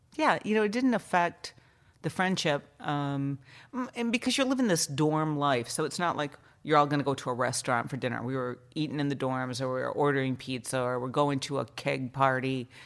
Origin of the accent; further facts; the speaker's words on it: Allegan, Michigan, United States; also born or lived in Chicago, Illinois; we moved to Michigan, I think, when I was around kindergarten age.